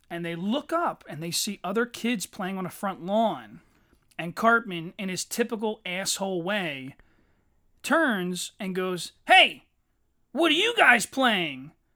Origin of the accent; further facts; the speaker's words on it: Philadelphia, Pennsylvania, United States; we're from Philadelphia